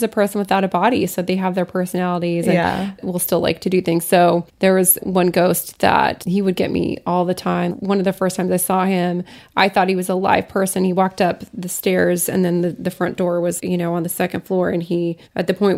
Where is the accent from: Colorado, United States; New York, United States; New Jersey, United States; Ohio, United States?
Colorado, United States; Lafayette; my hometown, Lafayette, Colorado, there's a lot of ghosts, and it's a mining town.